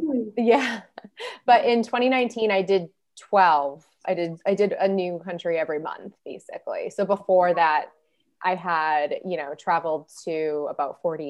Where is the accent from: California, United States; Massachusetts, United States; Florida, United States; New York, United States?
Massachusetts, United States; Boston; moved away as an adult; also born or lived in Spain; now in Miami, United States; I'm originally from Boston. I moved to Miami just three years ago.